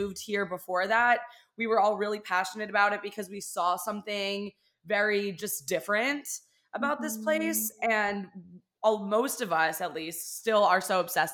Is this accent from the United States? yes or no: yes; West Chester, Pennsylvania, United States; moved away as an adult; also born or lived in Orlando; now in Miami, United States; I live in Miami. I'm from Pennsylvania.